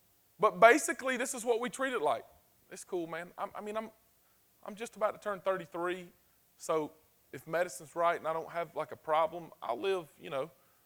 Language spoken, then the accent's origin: English; the South, United States; We're from the South